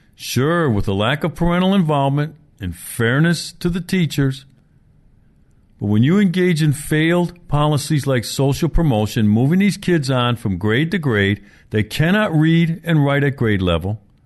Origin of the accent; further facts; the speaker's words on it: Milwaukee, Wisconsin, United States; Milwaukee's my hometown. I grew up here